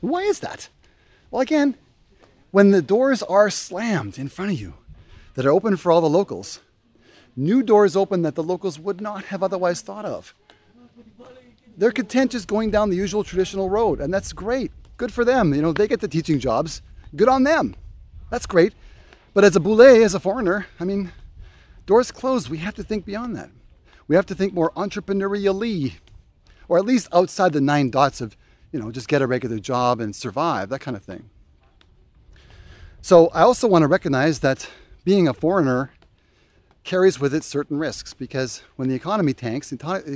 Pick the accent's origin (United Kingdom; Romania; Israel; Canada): Canada; moved away as an adult; now in Indonesia; As a Canadian